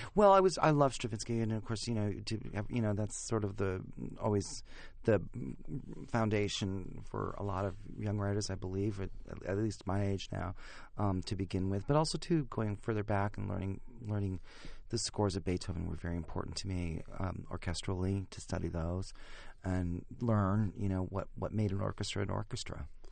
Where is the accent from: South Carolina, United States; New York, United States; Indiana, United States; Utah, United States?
New York, United States; Chautauqua; I grew up in Chautauqua, New York